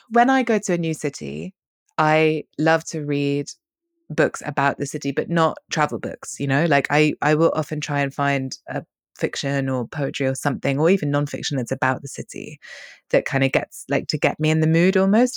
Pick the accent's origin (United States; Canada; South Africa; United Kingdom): United Kingdom; London; also born or lived in Hong Kong / Madrid; I was born in Bayswater, which is a very, not very cool, but very central part of London. I grew up right in the middle of the city